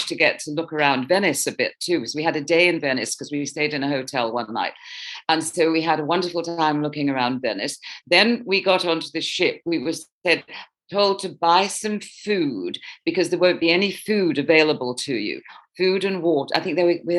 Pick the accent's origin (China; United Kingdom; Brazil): United Kingdom; Birmingham, West Midlands; accent: British; also born or lived in New York; now in Los Angeles, United States; I'm originally from Birmingham, England, and then New York, and now I live in Los Angeles.